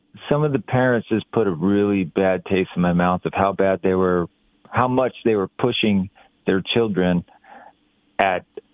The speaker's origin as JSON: {"language": "English", "town": "Ukiah", "region": "California", "country": "United States", "tie": "born or raised there", "said": "I grew up in Ukiah, which is 3 hours north of San Francisco."}